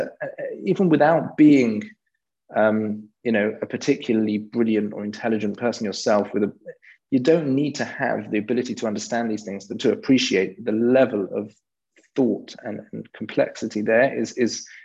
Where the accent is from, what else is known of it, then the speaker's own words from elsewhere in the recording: London, United Kingdom; I grew up in London, and I'm pretty British. You might be able to tell from my accent, but I'm pretty English in that sense